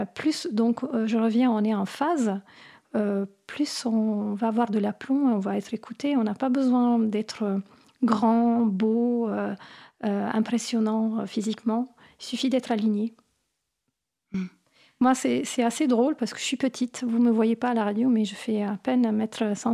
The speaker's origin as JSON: {"language": "French", "region": "Apulia", "country": "Italy", "tie": "born or raised there", "second_language": "French", "moved": "yes", "lives_now": "France", "said": "j'ai grandi en Italie"}